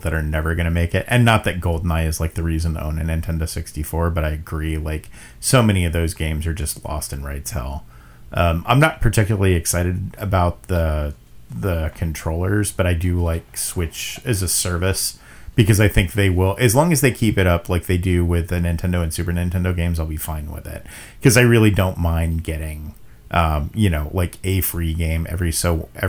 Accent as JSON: {"language": "English", "region": "the Northern United States", "country": "United States", "said": "as a Northerner"}